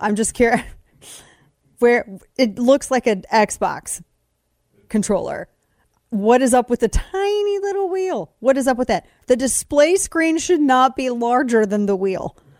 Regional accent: United States; I'm an American

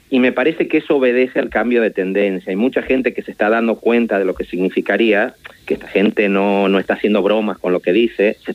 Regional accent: Tucumán, Argentina; moved away as an adult; now in Barcelona, Spain; yo en realidad eh, soy tucumano de origen, soy hijo de un, de un abogado tucumano asesinado durante la dictadura. Vine a hacer mi doctorado en España a finales de los años 90. Llegué a Barcelona a comienzos del 2000

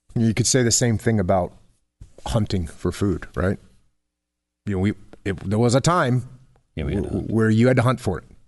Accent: New England, United States; I grew up in New England

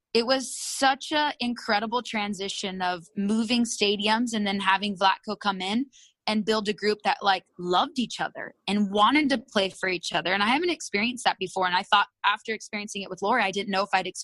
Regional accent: Moreno Valley, California, United States; also born or lived in Japan; I'm from Riverside, Marina Valley, California

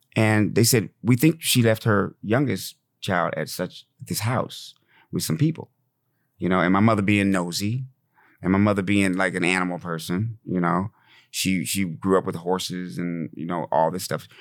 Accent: Fort Collins, Colorado, United States; also born or lived in Laramie, Wyoming; I grew up in Fort Collins, Colorado, in Laramie, Wyoming

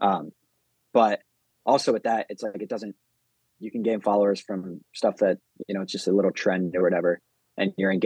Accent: Denver, Colorado, United States; I'm from Denver.

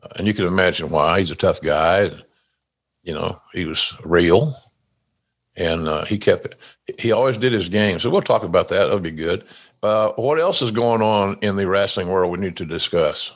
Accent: Oklahoma, United States; now in Jacksonville Beach, United States; my home state of Oklahoma

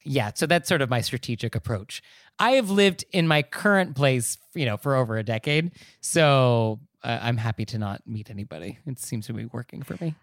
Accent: New York City, New York, United States; as a New Yorker

